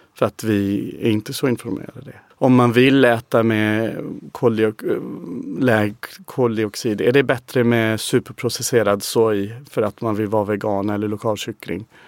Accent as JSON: {"language": "Swedish", "region": "England", "country": "United Kingdom", "second_language": "Swedish", "moved": "as an adult", "lives_now": "Sweden", "said": "man kommer från England"}